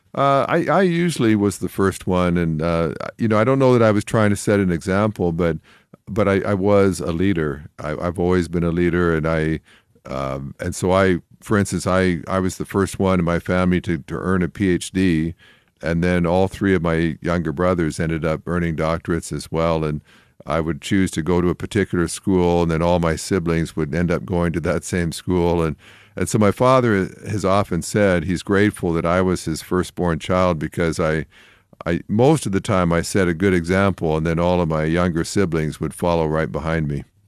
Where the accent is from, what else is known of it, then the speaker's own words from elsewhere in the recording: Canada; I grew up in Canada, and there were not a lot of Christians there